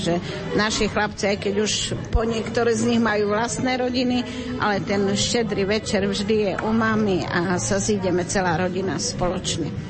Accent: Slovakia; moved away; A tam napríklad v tej dedine, odkiaľ ja pochádzam, z Strine, ešte aj dneska slavia podľa julianského kalendára

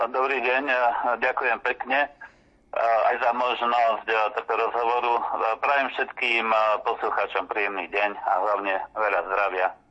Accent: Orava, Žilina Region, Slovakia; pochádzam z Oravy

